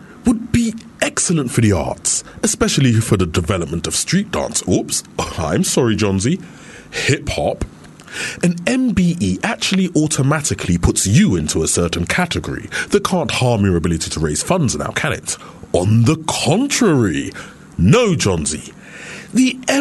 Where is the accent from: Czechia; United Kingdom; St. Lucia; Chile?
United Kingdom; London; I'm from East London, mate